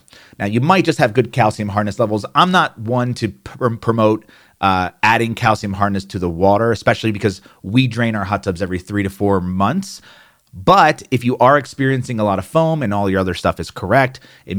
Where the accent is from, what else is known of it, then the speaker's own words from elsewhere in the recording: New Jersey, United States; accent: New Jersey; There I go. There's my New Jersey accent. It just popped out.